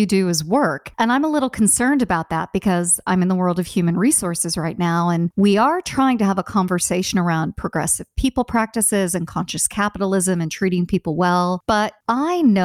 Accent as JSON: {"language": "English", "country": "United States", "said": "I'm American"}